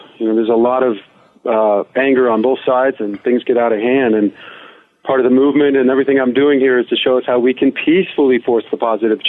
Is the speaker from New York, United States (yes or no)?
no; Detroit, Michigan, United States; I was born in 66, as you know, and the late 60s in Detroit were not so peaceful. They may say one way, had all riots. We lived inside that zone